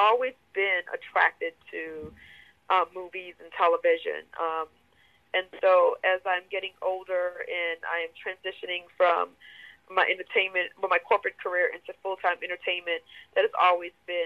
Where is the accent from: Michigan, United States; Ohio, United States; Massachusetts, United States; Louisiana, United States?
Louisiana, United States; New Orleans; moved away as an adult; now in Atlanta, United States; I'm from New Orleans, so Hurricane Katrina brought me to Atlanta. Went back home for a little bit